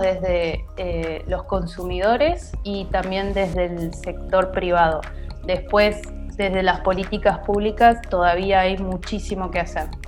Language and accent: Spanish; Argentina; soy argentina